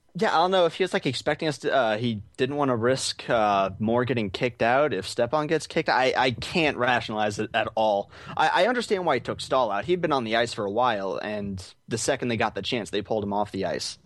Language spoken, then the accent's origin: English; Arizona, United States; I'm, uh, from Arizona, born and raised, never been anywhere else